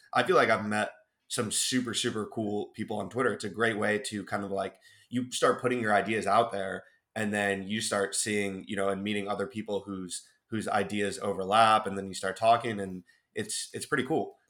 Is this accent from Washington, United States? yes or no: no; Cleveland, Ohio, United States; moved away; growing up in Cleveland, Ohio